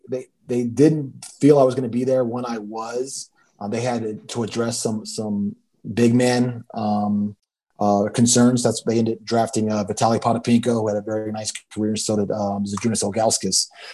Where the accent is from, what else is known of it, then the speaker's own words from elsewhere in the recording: Trenton, New Jersey, United States; I'm originally from New Jersey. I was born in Trenton.